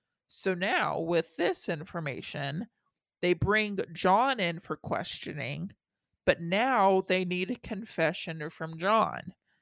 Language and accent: English; Texas, United States; I grew up in Texas, and moving out of Texas and then trying to explain Texas to non-Texas people is hard.